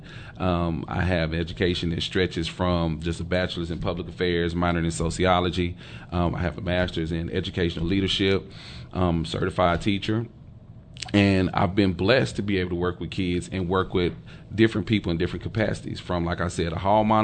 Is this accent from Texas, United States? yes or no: yes; Dallas, Texas, United States; growing up in Oak Cliff